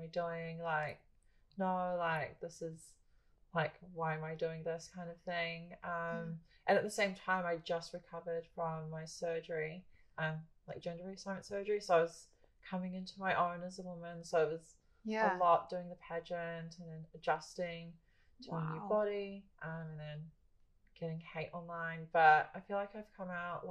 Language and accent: English; Philippines; now in New Zealand; I'm Filipino